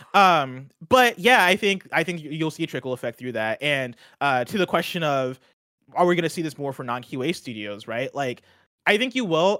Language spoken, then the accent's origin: English; Champaign, Illinois, United States; moved away; I grew up in Champaign, Illinois